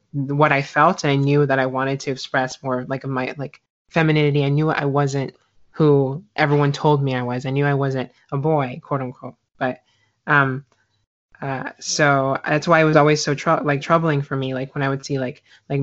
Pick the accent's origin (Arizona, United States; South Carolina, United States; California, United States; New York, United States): South Carolina, United States; moved away; also born or lived in Florida; I grew up in the deep South, South Carolina. I lived there for about 10 years. And then I ended up moving to Florida